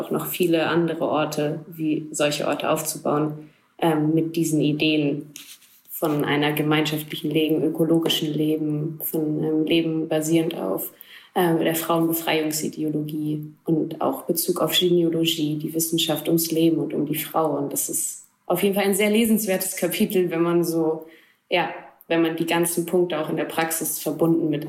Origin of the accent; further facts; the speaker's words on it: Afrin, Aleppo Governorate, Syria; German is a second language; moved away; Ich selbst bin aus Afrin und habe durch die türkische Besatzung meine Heimat verloren.